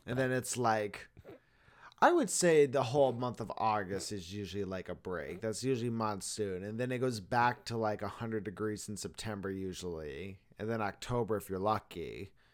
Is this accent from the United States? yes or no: yes; Arizona, United States; I am from Arizona